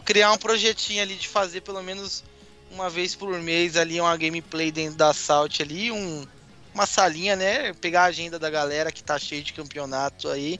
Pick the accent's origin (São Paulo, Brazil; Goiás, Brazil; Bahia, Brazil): São Paulo, Brazil; now in Porto Alegre, Brazil; Eu sou de São Paulo, moro no Rio Grande do Sul, em Porto Alegre.